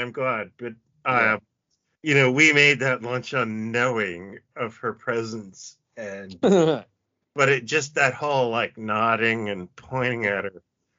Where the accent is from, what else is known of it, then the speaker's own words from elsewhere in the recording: Canada; because we're Canadian